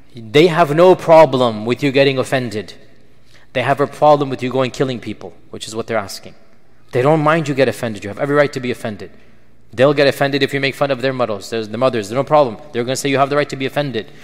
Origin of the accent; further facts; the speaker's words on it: Pakistan; I'm a Pakistani as well.